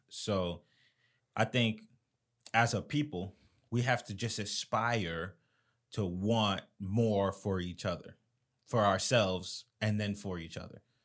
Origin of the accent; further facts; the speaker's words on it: Florida, United States; I'm from Florida